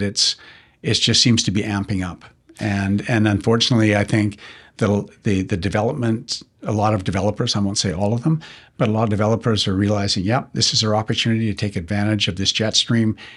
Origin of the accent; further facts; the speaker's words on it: Kelowna, British Columbia, Canada; growing up in Kelowna